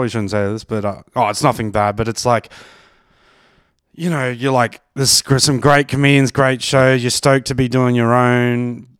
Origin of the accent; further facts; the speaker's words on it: Brisbane, Queensland, Australia; now in Melbourne, Australia; I'm from Brizzy, so I grew up with rugby league.